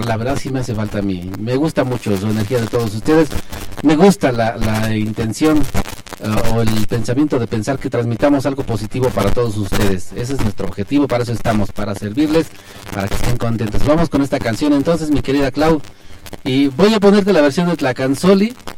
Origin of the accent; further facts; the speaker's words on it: Belén, Mexico; la fiesta de mi rancho, yo soy de Belén